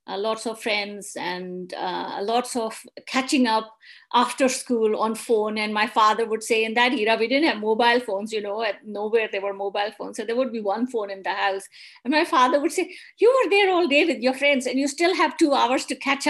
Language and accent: English; Rawalpindi, Punjab, Pakistan; also born or lived in Islamabad, Pakistan; now in Glasgow, United Kingdom; I grew up in Pakistan in the province of Punjab in city Rawalpindi